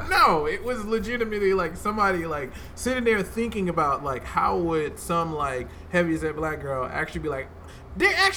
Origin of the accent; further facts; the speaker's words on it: Newark, New Jersey, United States; I grew up in Newark, New Jersey